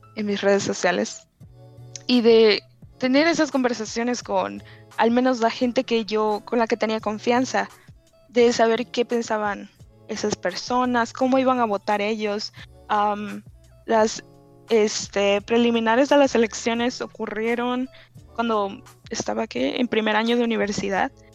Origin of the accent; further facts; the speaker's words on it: Ciudad del Carmen, Campeche, Mexico; now in United States; Ciudad del Carmen, donde vivía antes, es una población más homogénea de que la mayoría de nosotros somos mexicanos